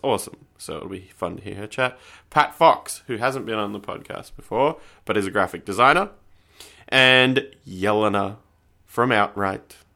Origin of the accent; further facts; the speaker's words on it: Canberra, Australian Capital Territory, Australia; moved away; I'm from Canberra